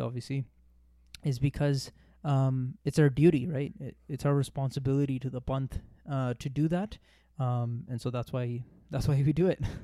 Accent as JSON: {"language": "English", "town": "Toronto", "region": "Ontario", "country": "Canada", "tie": "born or raised there", "lives_now": "Brampton, Canada", "said": "I grew up in Toronto. Uh, I uh, was born and raised in Toronto. Uh, we moved out to Brampton."}